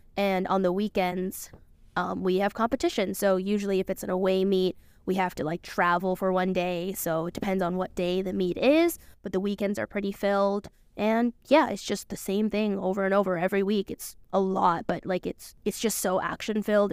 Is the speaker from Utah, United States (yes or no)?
no; California, United States; moved away as an adult; now in Connecticut, United States; I'm from California